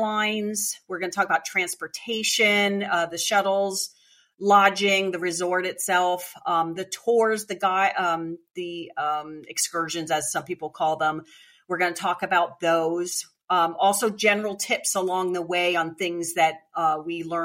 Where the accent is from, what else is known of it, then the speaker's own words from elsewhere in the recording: Eastern Pennsylvania, United States; I'm from Eastern PA.